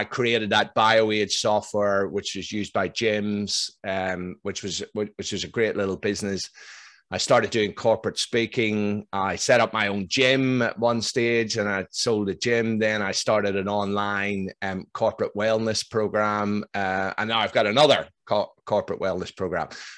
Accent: Northern Ireland, United Kingdom; now in Melbourne, Australia; I'm from Northern Ireland

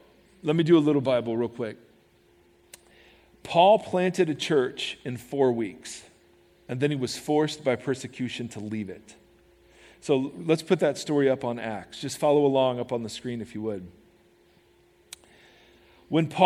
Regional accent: United States; as American Christians

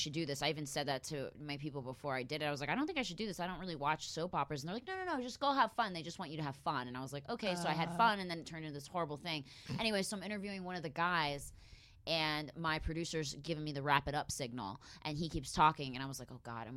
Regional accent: Philadelphia, Pennsylvania, United States; I grew up in Philadelphia

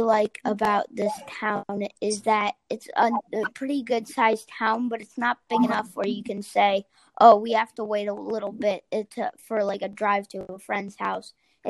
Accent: Philadelphia suburbs, Pennsylvania, United States; I'm from Philly suburbs

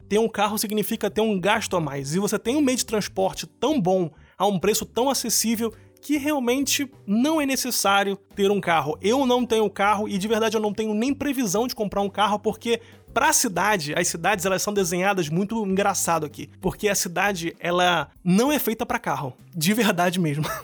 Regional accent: Rio de Janeiro, Brazil; moved away as an adult; now in Germany; o Rio de Janeiro, que é a minha realidade, de onde eu vim

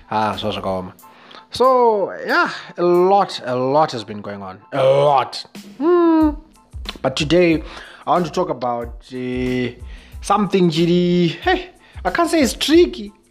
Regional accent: Zimbabwe

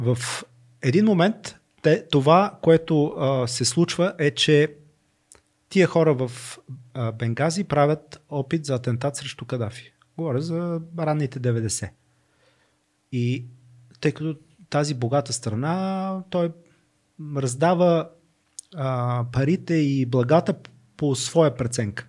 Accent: Northwestern Bulgaria, Bulgaria; Аз все пак съм роден в Северо-Западна България

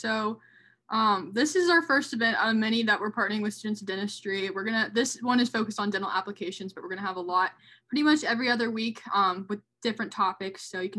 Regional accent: Charlotte, North Carolina, United States; I'm a junior at Pitt. I'm from Charlotte, North Carolina

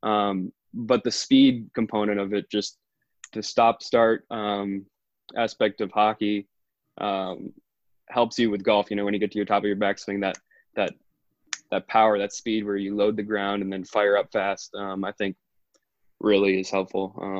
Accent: Bangor, Maine, United States; also born or lived in Holden, Maine; Yeah, I grew up in Bangor

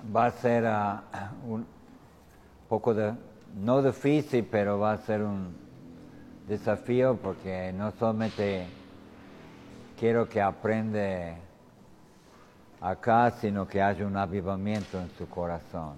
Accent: United States; Spanish is a second language; moved away as an adult; now in Tucumán, Argentina; yo vengo de los Estados Unidos

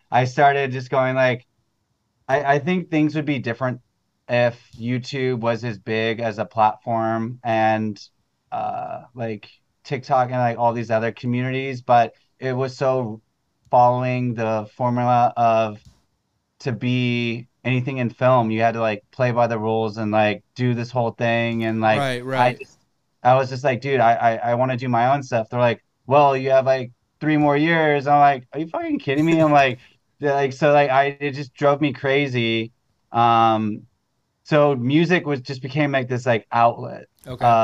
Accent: Manhattan Beach, California, United States; now in Los Angeles, United States; growing up in Manhattan Beach, like uh, after I came back from college, I wanted to change a pace and like wanted not Hollywood, but so I've been downtown for like 12 years now.

